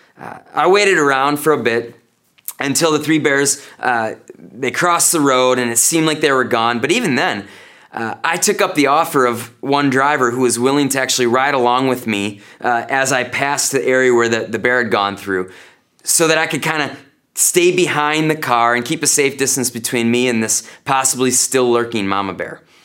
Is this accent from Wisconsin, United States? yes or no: yes; North Woods of Wisconsin, United States; now in Janesville, United States; growing up in the North Woods of Wisconsin